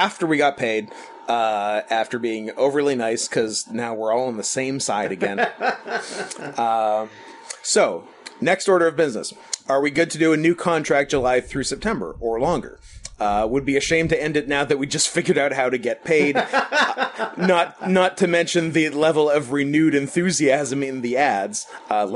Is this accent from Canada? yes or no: yes; Canada; we're from Canada